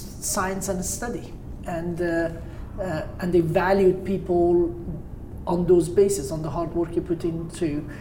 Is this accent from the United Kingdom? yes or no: no; Tehran, Tehran Province, Iran; moved away; also born or lived in Caspian Sea coast, Iran; I grew up in Tehran, and then I moved to the Caspian Sea. So I spent my teenage years as a beach bum